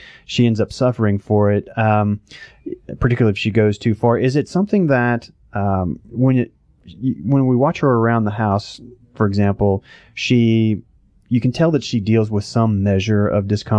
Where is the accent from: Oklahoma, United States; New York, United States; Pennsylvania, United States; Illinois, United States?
Oklahoma, United States; now in Georgia, United States; I know I came here from Oklahoma, never really had trouble with allergies.